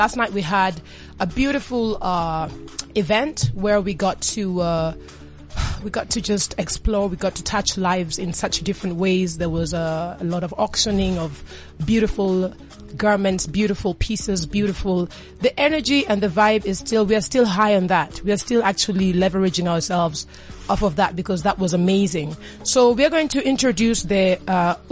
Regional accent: Kenya; I'm Kenyan

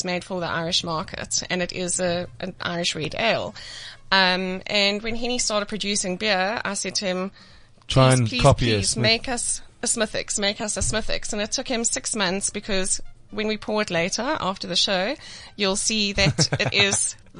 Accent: Springs, Gauteng, South Africa; I'm from Springs.

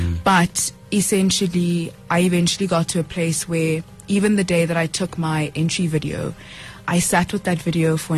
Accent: Johannesburg, Gauteng, South Africa; also born or lived in Polokwane, Limpopo; born in Pietersburg at the time before it was changed to Polokwane. I grew up in Flora Park. I went to PCS from grade 1 to 3 until we relocated to Johannesburg in 2005

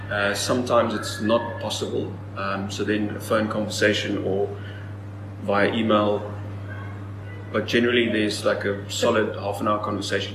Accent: Strand, Western Cape, South Africa; Yes, school there, and then ICA was just over the hill in Stellenbosch.

